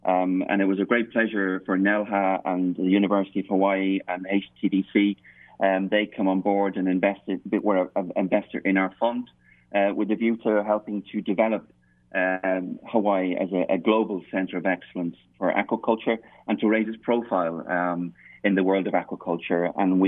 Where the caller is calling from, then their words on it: Norway; Bert, it's a very cold and wet and dark Norway.